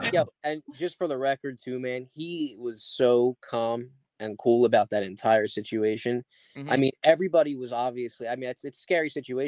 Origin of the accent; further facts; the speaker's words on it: Camden, New Jersey, United States; I was born and raised in Camden, right?